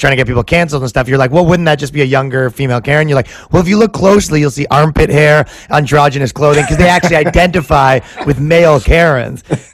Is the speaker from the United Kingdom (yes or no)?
no; Toronto, Ontario, Canada; moved away as an adult; now in New York, United States; I'm from Toronto, Canada, but I moved here right before all this stuff